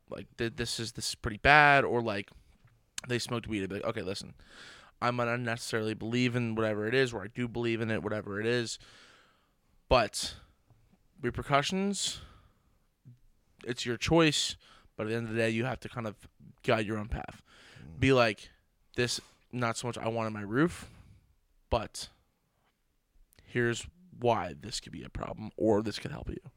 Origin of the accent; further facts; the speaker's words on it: United States; I can sit next to whoever from the street and we understand that we're both American.